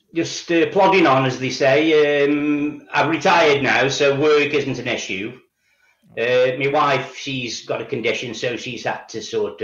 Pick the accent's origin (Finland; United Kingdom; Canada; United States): United Kingdom; Stoke-on-Trent, West Midlands; No. Well, I was born in Stoke-on-Trent and I've lived here all my life.